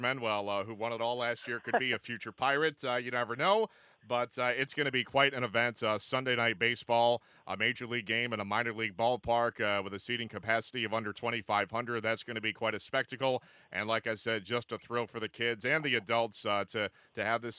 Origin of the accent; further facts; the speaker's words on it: Binghamton, New York, United States; my hometown of Binghamton.